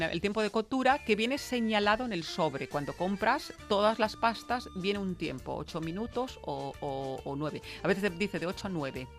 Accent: Veneto, Italy; moved away

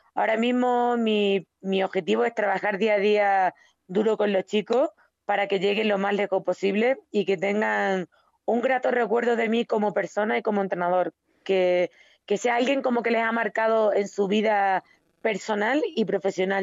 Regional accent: Extremadura, Spain; moved away as an adult; now in Mexico

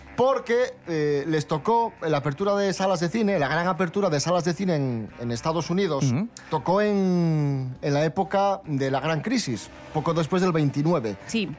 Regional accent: Asturias, Spain; los asturianos somos adictos al, al McDonald's

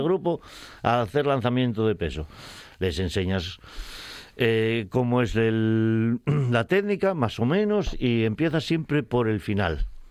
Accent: Spain; tengo veintipico críos en grado también en mi pueblo natal

